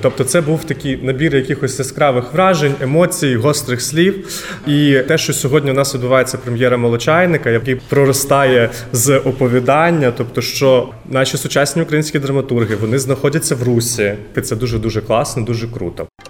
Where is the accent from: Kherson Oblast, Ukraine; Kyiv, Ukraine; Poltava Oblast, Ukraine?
Kherson Oblast, Ukraine; Kherson; moved away; Я херсонець, народився в Херсоні